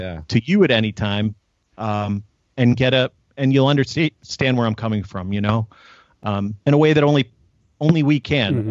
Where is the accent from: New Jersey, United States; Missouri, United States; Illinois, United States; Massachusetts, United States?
Illinois, United States; Chicago